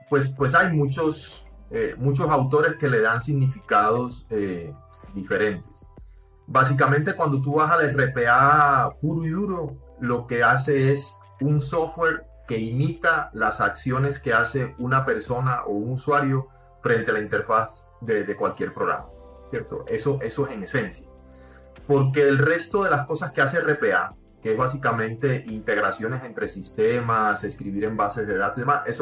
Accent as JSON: {"language": "Spanish", "country": "Cuba", "tie": "born or raised there", "said": "yo fui nacido y criado en Cuba y eh, hice una carrera en ingeniería industrial"}